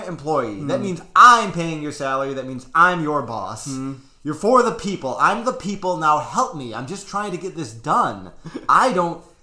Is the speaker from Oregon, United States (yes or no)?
no; Michigan, United States; now in Illinois, United States; I also don't have an Illinois driver's license because I'm from Michigan.